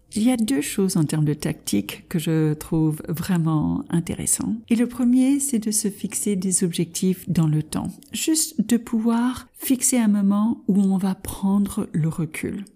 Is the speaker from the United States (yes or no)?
yes; United States; French is a second language; also born or lived in France; Je suis de double nationalité américaine et française